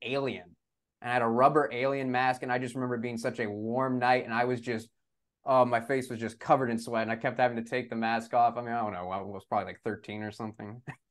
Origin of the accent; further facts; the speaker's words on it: San Antonio, Texas, United States; growing up in San Antonio, I remember more Halloweens where I was sweating in my costume than a cold.